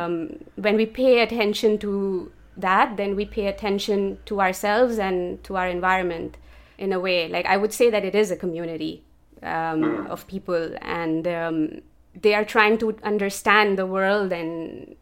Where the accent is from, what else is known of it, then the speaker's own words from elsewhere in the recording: Karachi, Sindh, Pakistan; moved away as an adult; also born or lived in Copenhagen, Denmark; now in Budapest, Hungary; I am originally from Pakistan, from the city of Karachi, and I moved to Europe in 2017